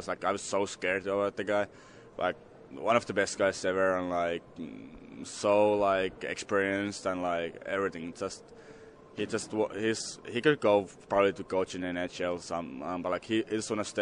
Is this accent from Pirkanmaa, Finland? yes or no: no; Helsinki, Uusimaa, Finland; English is a second language; moved away; I'm from Helsinki